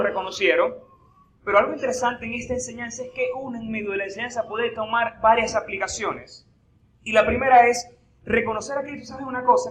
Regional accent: Eastern Shore of Lake Maracaibo, Zulia, Venezuela; accent: maracucho; Soy de la costa oriental del lago

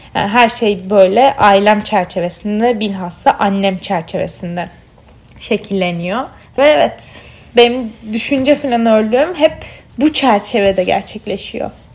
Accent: Mardin, Turkey; also born or lived in Bandırma; Mardinliyim çünkü Mardinli olmak benim kimliğimin böyle en sevdiğim parçasından bir tanesi.

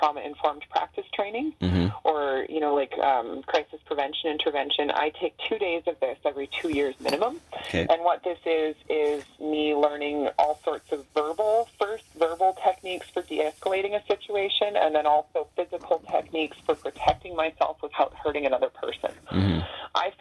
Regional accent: Prince George, British Columbia, Canada; I come from Prince George, where the Highway of Tears is a more prominent issue

